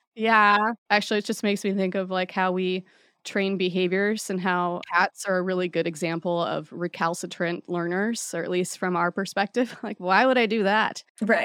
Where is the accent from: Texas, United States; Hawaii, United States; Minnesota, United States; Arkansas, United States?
Hawaii, United States; I grew up in Hawaii